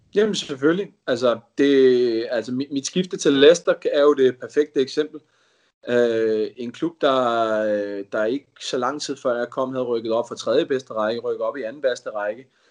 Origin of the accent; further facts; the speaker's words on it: Denmark; moved away as an adult; now in England; Vores familie er, er danskere, og bor i Danmark, vi er danskere, og vi har ikke kunnet rejse hjem